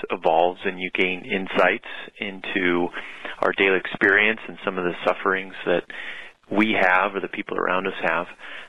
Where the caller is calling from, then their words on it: Hawaii, United States; I'm calling from Hawaii.